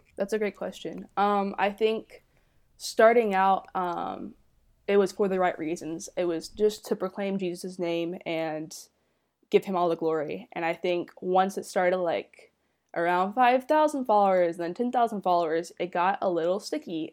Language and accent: English; Dallas, Texas, United States; I'm from the Dallas, Texas area.